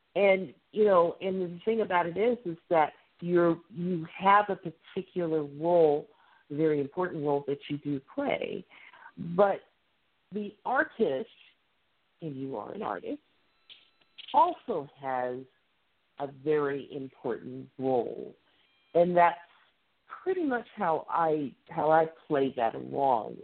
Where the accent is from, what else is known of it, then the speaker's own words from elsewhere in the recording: Midwest, United States; accent: Midwestern; my accent. I'm very Midwestern